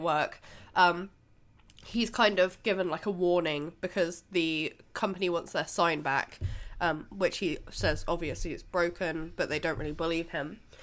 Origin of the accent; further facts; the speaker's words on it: United Kingdom; we're British